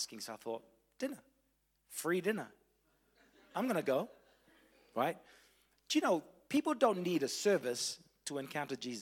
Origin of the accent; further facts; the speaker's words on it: Fiji; also born or lived in Tauranga, New Zealand / Wellington, New Zealand; now in Christchurch, New Zealand; I was born in Fiji, lived in Tauranga, a little bit in Wellington, Christchurch for the last 12 years